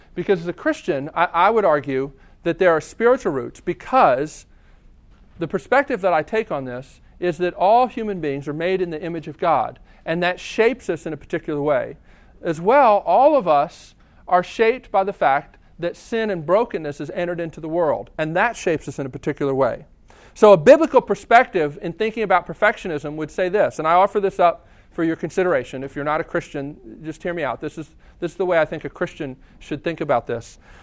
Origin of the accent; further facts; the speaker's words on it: United States; I'm an American.